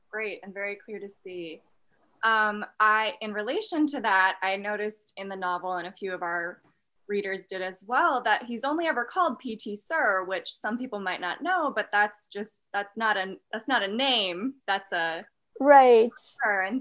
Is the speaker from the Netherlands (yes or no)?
no; United States; as an American, anything other than our two party political system seems novel.